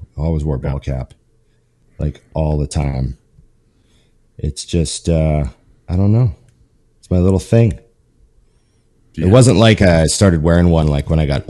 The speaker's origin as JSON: {"language": "English", "region": "Alberta", "country": "Canada", "said": "I'm from Alberta and that's where Calgary is."}